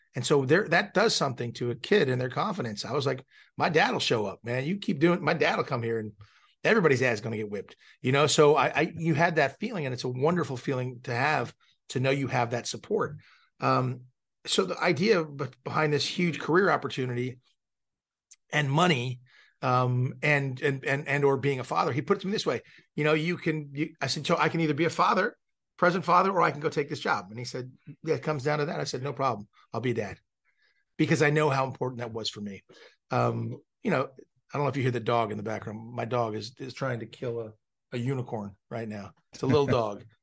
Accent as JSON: {"language": "English", "town": "Malibu", "region": "California", "country": "United States", "tie": "born or raised there", "said": "I grew up in Malibu, California, so I grew up the son of a film director"}